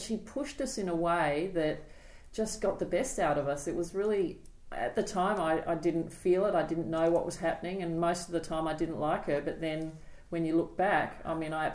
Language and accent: English; Adelaide, South Australia, Australia; now in Sydney, Australia; We grew up in Adelaide